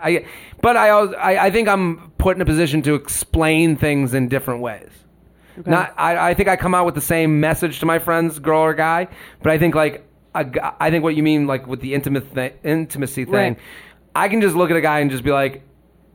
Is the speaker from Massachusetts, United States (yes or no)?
yes; Boston area, Massachusetts, United States; moved away as an adult; now in New York City, United States; we're all from the Boston area